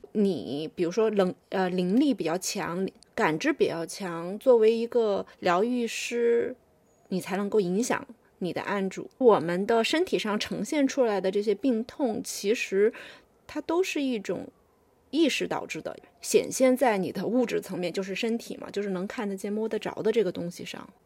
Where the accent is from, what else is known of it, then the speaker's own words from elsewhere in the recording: China; 我们中国人